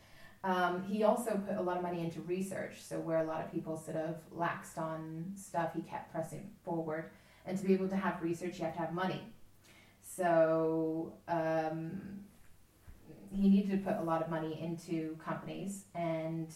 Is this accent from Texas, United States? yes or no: yes; Texas, United States; I come from Texas